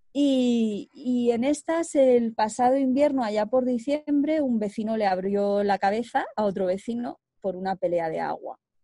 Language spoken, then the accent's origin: Spanish; Segovia, Castile and León, Spain; moved away; Soy de, soy de Segovia, y, desde los seis años mis padres compraron mil metros de cardos